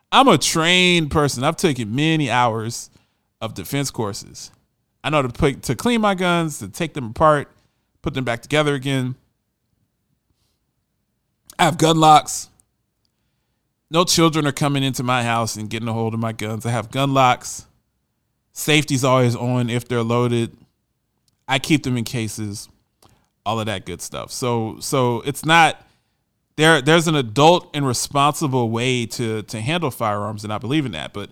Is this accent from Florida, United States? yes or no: no; Arizona, United States; now in Tennessee, United States; And I come from I came here from Arizona, which is a gun culture. Everybody has guns in Arizona. Everybody in Arizona has guns.